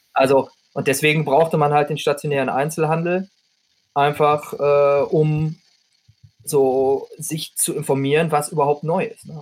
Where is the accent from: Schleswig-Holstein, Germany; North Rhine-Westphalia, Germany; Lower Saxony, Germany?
North Rhine-Westphalia, Germany; ich komme ja aus Ostwestfalen